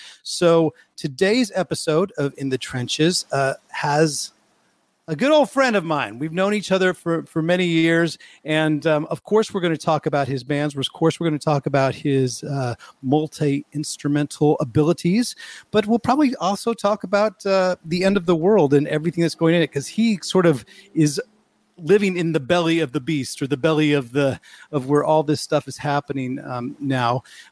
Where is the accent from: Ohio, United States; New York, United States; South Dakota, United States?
New York, United States; And, you know, then you can say, yeah, I'm a New Yorker, but I haven't been there and living there for quite a while.